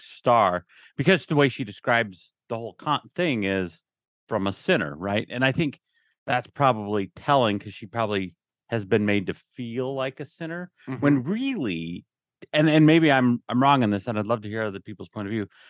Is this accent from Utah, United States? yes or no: yes; Utah, United States; moved away as an adult; now in Texas, United States; I grew up in Utah. I'd always worked in Utah.